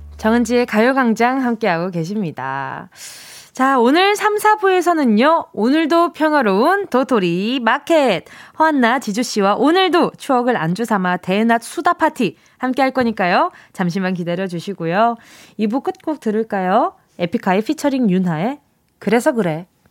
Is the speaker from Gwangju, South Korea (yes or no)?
no; Busan, South Korea; 저는 이렇게 부산에서 태어났으니까 네. 네. 태어난 곳은 기억이 안 나는데 아기 때부터 살던 거는 반여동이라는 곳이었어요. 음, 네, 부산에 해운대구 반여동